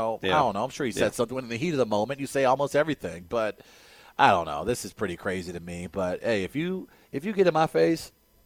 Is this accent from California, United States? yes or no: no; St. Louis, Missouri, United States; I'm from North City, dog.